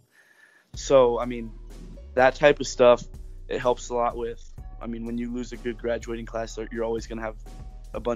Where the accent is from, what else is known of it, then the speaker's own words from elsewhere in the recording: Strasburg, Colorado, United States; growing up in Strasburg